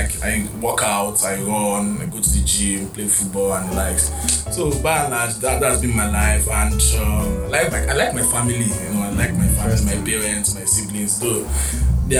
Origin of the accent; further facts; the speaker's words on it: Lagos, Nigeria; also born or lived in Enugu State; I was born in Lagos. I'm from Enugu State. Schooled here in Lagos, primary school, secondary school, before I went to the University of Nigeria for my tertiary education.